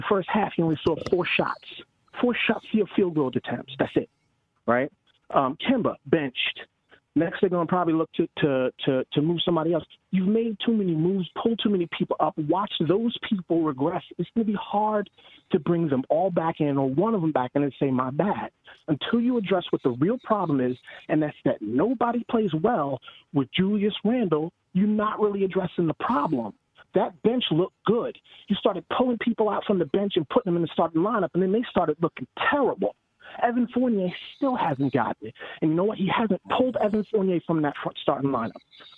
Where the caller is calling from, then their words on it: Orlando, Florida, United States; I'm from Orlando, Florida right now.